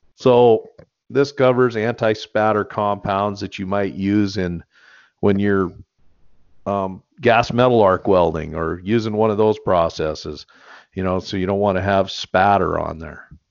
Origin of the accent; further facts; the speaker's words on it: United States; I grew up there